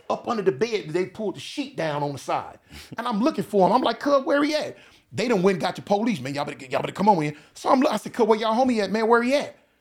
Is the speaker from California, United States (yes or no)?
yes; California, United States; I'm from Cali.